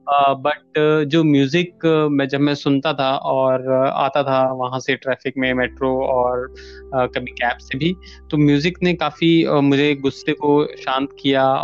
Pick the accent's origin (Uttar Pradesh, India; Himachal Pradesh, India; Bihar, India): Himachal Pradesh, India; अब जैसा कि मैं हिमाचल से हूँ एक पहाड़ी क्षेत्र से हूँ